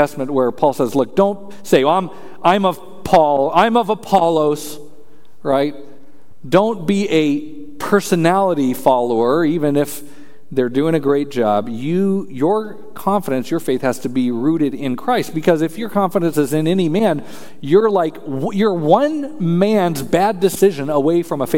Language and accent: English; Colorado, United States; I'm from Colorado